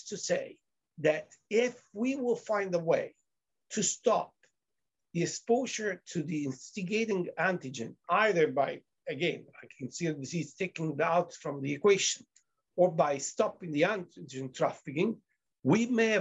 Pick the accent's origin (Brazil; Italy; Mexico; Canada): Italy; moved away; I'm from Italy